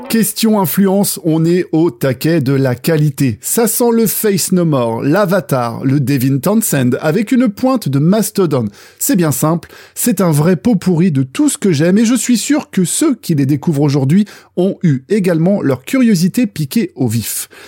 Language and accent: French; Brittany, France; ma terre natale, maternelle qu'est la Bretagne